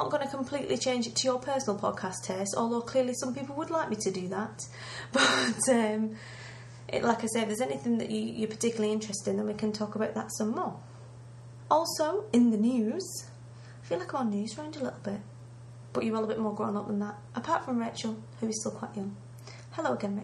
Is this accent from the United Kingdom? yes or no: yes; England, United Kingdom; I'm British